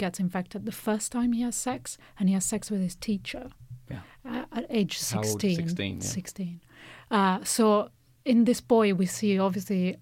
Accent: Italy; a girl growing up in Catholic Italy

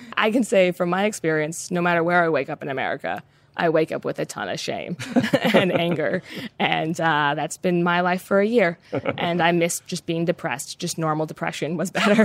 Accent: United States; I'm an American

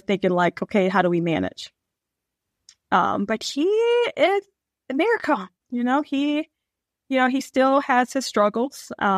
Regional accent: Michigan, United States; now in Southern Maryland, United States; I'm originally from Michigan, but I currently live in Southern Maryland.

